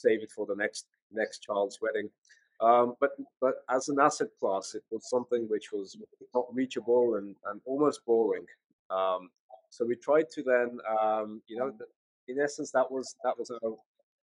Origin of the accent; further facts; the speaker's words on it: near Birmingham, West Midlands, United Kingdom; also born or lived in London; I moved back from London to actually my hometown, just near Birmingham